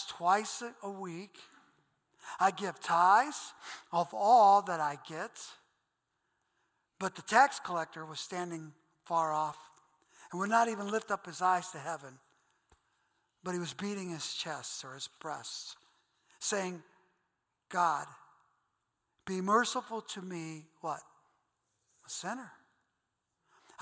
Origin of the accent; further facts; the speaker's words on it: Akron, Ohio, United States; accent: Goodyear Heights; I have a Goodyear Heights accent